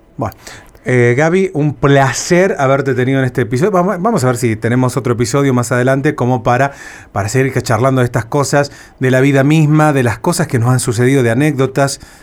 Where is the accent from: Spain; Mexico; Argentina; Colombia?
Argentina; Cruz del Eje, Córdoba; moved away; yo me acuerdo cuando era niño, vivía en, en Cruz del Eje, en Córdoba interior de Argentina